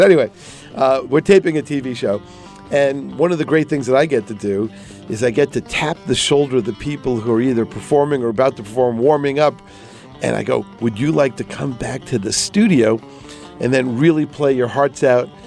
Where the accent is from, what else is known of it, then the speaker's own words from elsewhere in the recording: New York City, New York, United States; I grew up in Whitestone